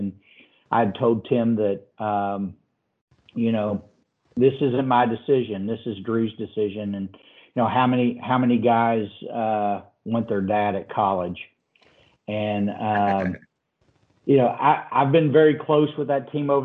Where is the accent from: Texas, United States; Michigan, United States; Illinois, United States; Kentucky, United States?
Kentucky, United States; Owensboro; I grew up in Owensboro, Kentucky